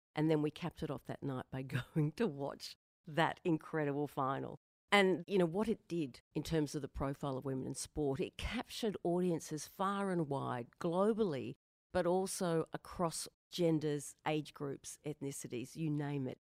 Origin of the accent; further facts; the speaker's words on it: Queensland, Australia; I'm from Queensland, so of course I'm a Maroon.